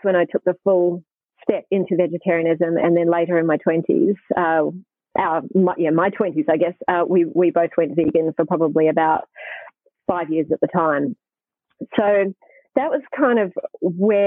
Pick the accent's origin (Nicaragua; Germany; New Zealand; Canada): New Zealand; Hamilton, Waikato; now in Australia; I grew up in New Zealand, by the way, so I live in Australia now, but I was living in New Zealand in Hamilton